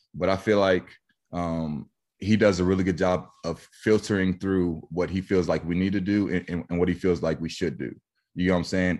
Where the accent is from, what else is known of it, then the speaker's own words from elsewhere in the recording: Wichita, Kansas, United States; my hometown